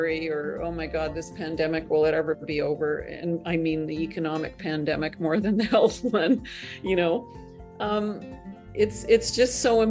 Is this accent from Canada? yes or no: yes; Northern Canada, Canada; I'm not only Canadian, I'm from Northern Canada. You know, I grew up in the Canadian equivalent of the backwoods.